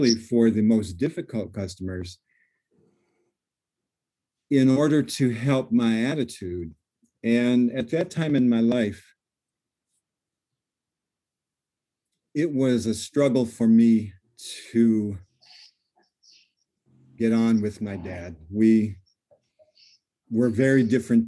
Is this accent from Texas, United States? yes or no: no; Illinois, United States; also born or lived in Seattle, United States; I came back from the West Coast to Illinois